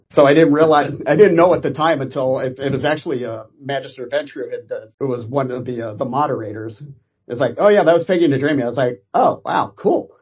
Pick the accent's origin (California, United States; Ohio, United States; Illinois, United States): California, United States; Orange County; I grew up in Orange County, and since we were 45 minutes away from Los Angeles